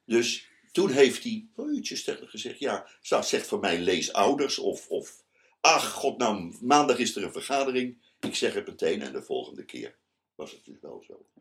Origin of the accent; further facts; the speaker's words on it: The Hague, South Holland, Netherlands; moved away as an adult; also born or lived in Amsterdam; Ik ben eh, geboren in Den Haag. Ik heb daar alle middelbare school en basisschool